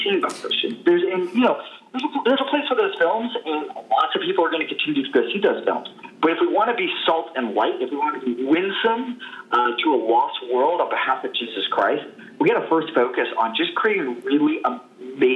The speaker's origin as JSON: {"language": "English", "town": "Tampa", "region": "Florida", "country": "United States", "tie": "born or raised there", "said": "Deep roots in Tampa. I'm a sixth-generation native."}